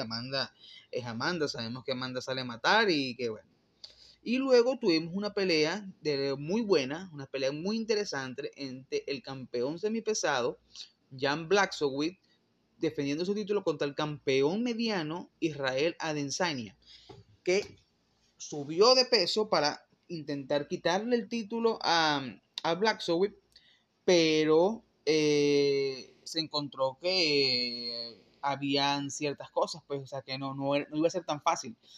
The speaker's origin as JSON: {"language": "Spanish", "country": "Venezuela", "said": "yo soy venezolano"}